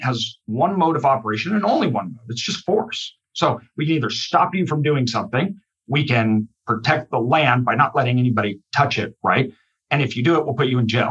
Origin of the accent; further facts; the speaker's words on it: Idaho, United States; I'm from Idaho. The vast majority of our state is wilderness.